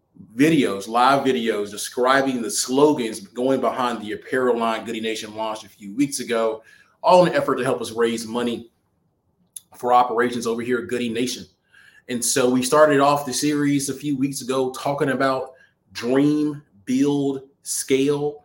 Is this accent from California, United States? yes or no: no; Alabama, United States; now in Atlanta, United States; I'm coming back from Alabama, where I'm originally from